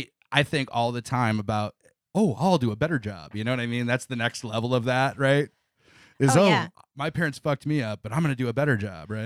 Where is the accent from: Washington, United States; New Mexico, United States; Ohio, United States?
Ohio, United States; Elmore; I grew up about 45 minutes east of Toledo in a small town called Elmore, Ohio.